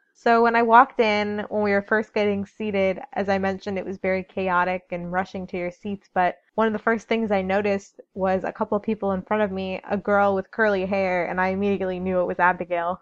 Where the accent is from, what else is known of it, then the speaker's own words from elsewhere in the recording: Chicago, Illinois, United States; I'm from Chicago